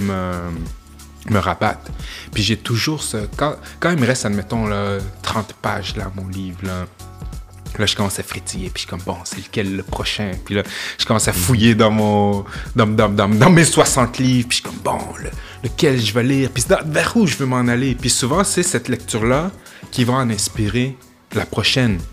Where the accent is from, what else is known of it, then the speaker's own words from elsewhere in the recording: Quebec City, Quebec, Canada; quand j'étais jeune à Limoilou, tu sais, admettons fin primaire, à l'âge de pouvoir partir tout seul